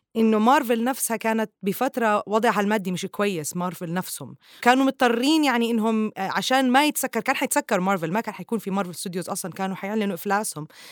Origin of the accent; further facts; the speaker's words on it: Jordan; now in Dubai, United Arab Emirates; من الأردن